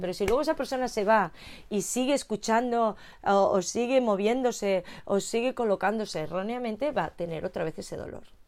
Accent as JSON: {"language": "Spanish", "town": "Madrid", "region": "Community of Madrid", "country": "Spain", "said": "Yo soy de Madrid"}